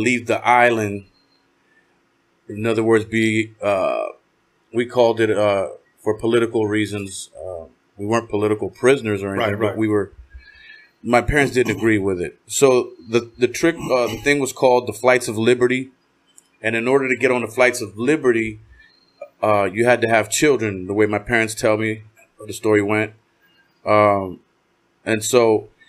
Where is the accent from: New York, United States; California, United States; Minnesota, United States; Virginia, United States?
California, United States; South Gate; also born or lived in Cuba / Florida / New Jersey / Walnut Park, California; I was raised in Southgate